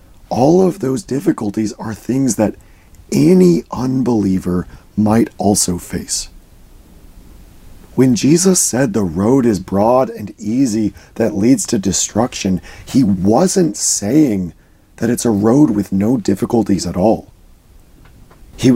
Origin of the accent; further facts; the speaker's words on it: United States; I grew up in the Washington, D.C. area. I lived about an hour north of D.C.